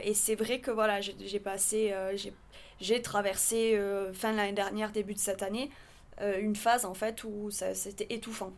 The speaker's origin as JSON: {"language": "French", "region": "southern France", "country": "France", "also_born_or_lived": "Paris / New York", "moved": "yes", "said": "je viens d'une partie de la France qui est encore différente de Paris. Donc, c'est le sud de la France"}